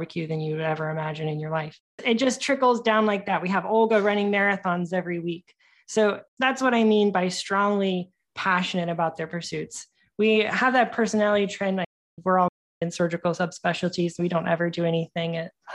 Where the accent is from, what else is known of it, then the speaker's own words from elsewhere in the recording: Midwest, United States; moved away as an adult; also born or lived in South Carolina; now in Richmond, United States; I was from the Midwest and then trained in South Carolina.